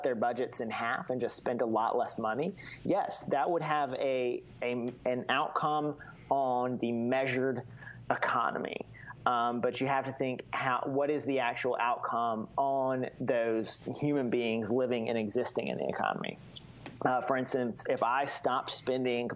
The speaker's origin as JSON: {"language": "English", "region": "Mississippi", "country": "United States", "tie": "born or raised there", "said": "I grew up in Mississippi"}